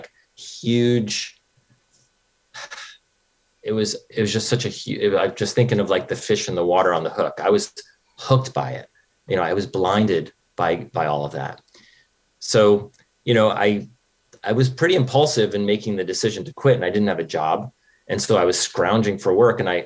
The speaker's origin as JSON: {"language": "English", "region": "New York", "country": "United States", "tie": "born or raised there", "also_born_or_lived": "Los Angeles", "moved": "as an adult", "said": "I grew up in New York, and I drove out"}